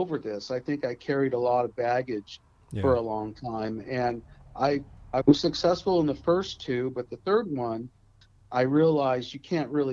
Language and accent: English; Lompoc, California, United States; I'm from Lompoc, California. I grew up here.